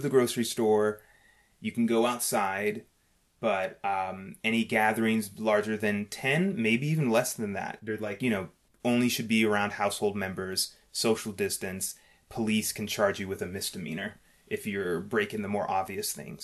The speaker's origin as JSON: {"language": "English", "town": "New York City", "region": "New York", "country": "United States", "said": "we're from New York City"}